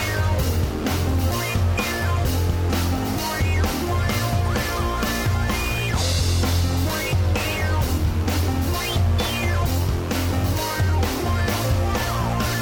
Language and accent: English; United States; I'm gay and American